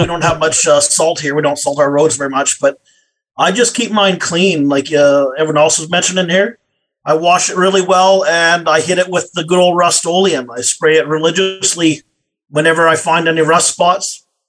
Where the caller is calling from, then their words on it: Alberta, Canada; Alberta, Canada here.